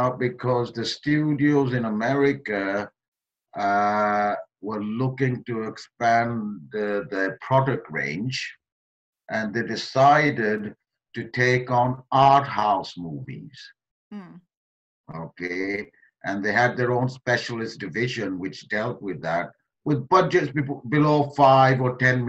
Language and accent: English; Halifax, Yorkshire and the Humber, United Kingdom; born or raised there; also born or lived in Kenya / Pakistan / London